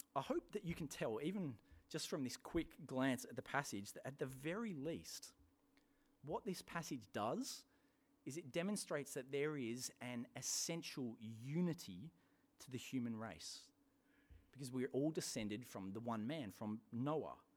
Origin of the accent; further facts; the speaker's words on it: England, United Kingdom; moved away; my home country, England